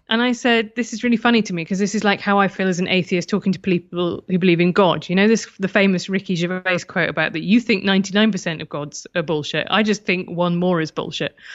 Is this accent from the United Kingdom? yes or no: yes; United Kingdom; being British